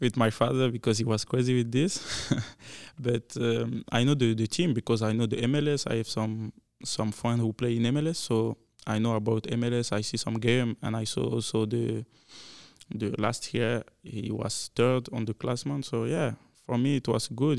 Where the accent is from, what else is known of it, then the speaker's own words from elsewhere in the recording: Belgium; English is a second language; now in Kansas City, United States; I'm French guy because not everybody know about Belgium